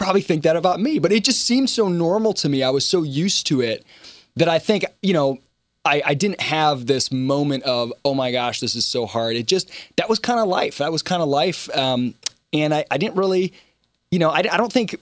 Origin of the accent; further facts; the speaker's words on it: Michigan, United States; now in Charleston, United States; growing up in Michigan